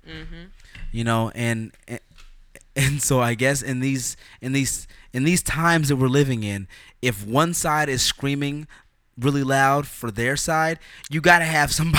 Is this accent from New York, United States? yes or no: no; California, United States; born there; I was born in California.